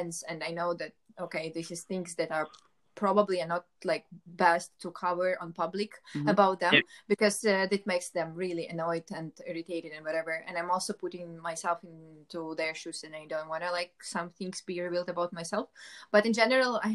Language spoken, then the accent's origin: English; Ukraine; I'm from Ukraine.